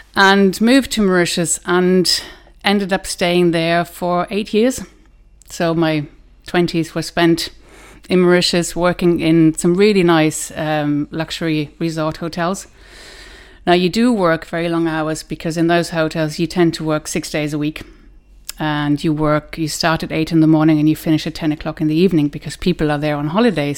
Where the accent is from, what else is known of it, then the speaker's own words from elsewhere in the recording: Germany; moved away as an adult; now in Ireland; I was born in Germany grew up there in kind of between Hanover and Düsseldorf